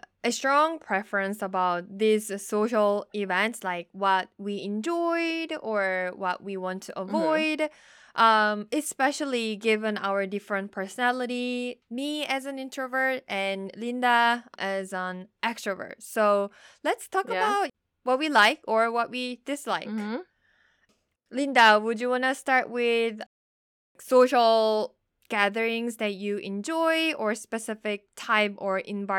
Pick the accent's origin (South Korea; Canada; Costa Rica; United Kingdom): South Korea; And then I said, I'm from Korea.